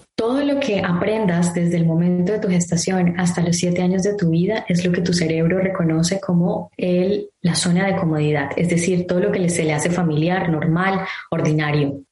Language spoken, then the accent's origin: Spanish; Colombia; moved away; yo soy colombiana